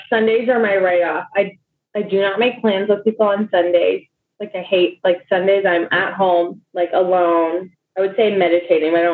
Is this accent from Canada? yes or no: yes; Toronto, Ontario, Canada; like, because I'm from Toronto.